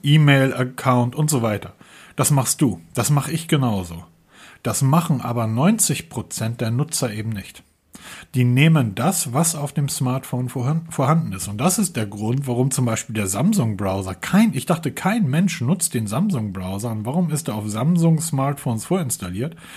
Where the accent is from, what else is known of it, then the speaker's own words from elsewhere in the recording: Northern Germany, Germany; weil wir kommen ja hier aus dem Norden